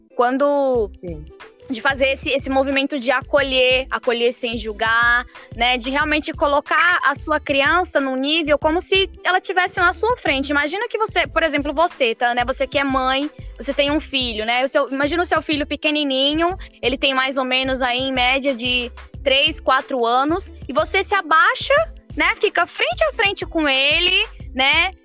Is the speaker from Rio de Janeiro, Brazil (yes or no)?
no; Tocantinópolis, Tocantins, Brazil; moved away; eu sou do interior do Tocantins, né? É, de Tocantinópolis, que fica bem no bico do papagaio do Tocantins